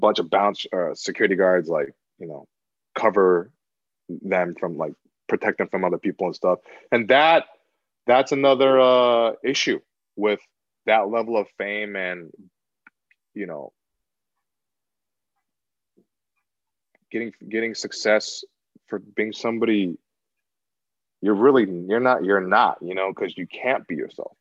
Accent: United States; I'm American

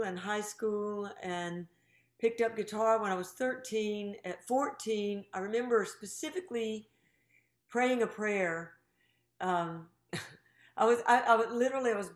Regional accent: Greensboro, North Carolina, United States; moved away; I'm from Greensboro, North Carolina

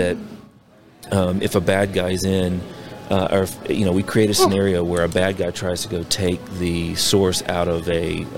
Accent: South Carolina, United States; moved away as an adult; now in Oak Ridge, United States; I grew up in South Carolina

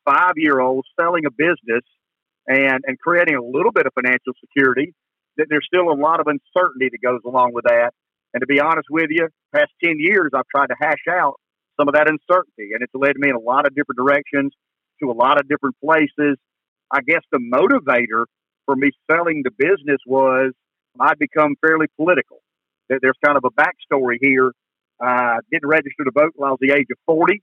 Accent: Pamplico, South Carolina, United States; we come from Pamplico, a little small town just east of Florence.

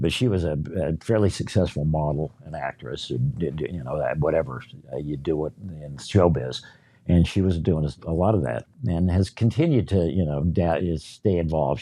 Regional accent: Salt Lake City, Utah, United States; moved away; I grew up in Utah, my wife and I were both raised in, in the Mormon Church

